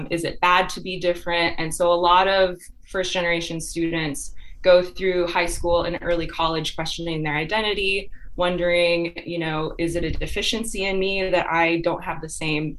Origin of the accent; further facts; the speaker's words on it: Grand Rapids, Michigan, United States; I originally grew up in Michigan. I'm from Grand Rapids, Michigan